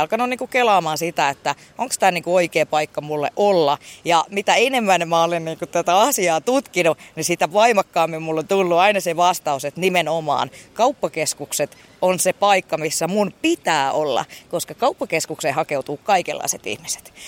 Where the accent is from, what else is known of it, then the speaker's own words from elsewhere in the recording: Helsinki, Uusimaa, Finland; moved away as an adult; also born or lived in Mikkeli / Heinola; now in Pirkkala, Finland; Itästadissa, mistä mä oon niin kuin kotoisin